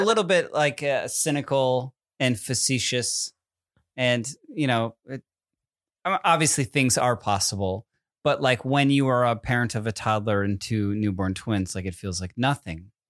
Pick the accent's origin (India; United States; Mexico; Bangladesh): United States; Connecticut; I'm from Connecticut, where Sandy Hook is